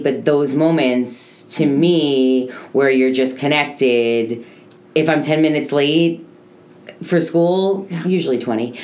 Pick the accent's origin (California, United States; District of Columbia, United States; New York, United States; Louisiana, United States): New York, United States; now in Boca Raton, United States; I come from New York